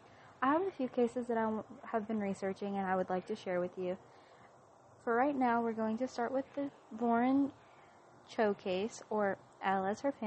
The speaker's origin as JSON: {"language": "English", "region": "Florida", "country": "United States", "moved": "as an adult", "lives_now": "Oregon, United States", "said": "Oregon currently with my husband. I will be moving at some point because I'm a military wife. I'm originally from Florida, and I lived in Florida until I got married."}